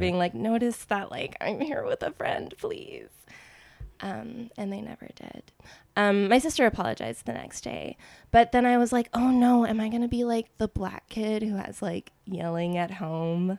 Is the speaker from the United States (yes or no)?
yes; Austin, Texas, United States; moved away as an adult; also born or lived in Washington, D.C. suburb / New York; I grew up in Austin, and then I went to school in New York and pursued acting